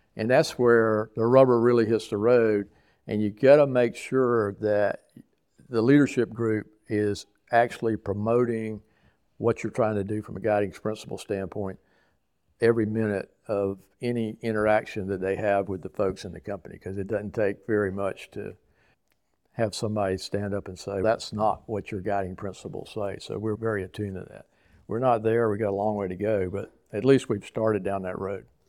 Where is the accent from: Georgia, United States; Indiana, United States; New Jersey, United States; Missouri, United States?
Georgia, United States; Savannah; I grew up in Savannah